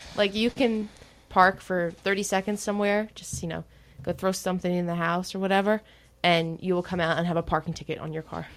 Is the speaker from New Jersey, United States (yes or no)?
yes; New Jersey, United States; I'm from New Jersey